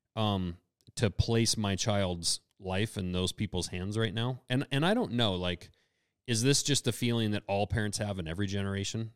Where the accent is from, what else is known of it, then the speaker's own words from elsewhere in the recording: United States; we're from America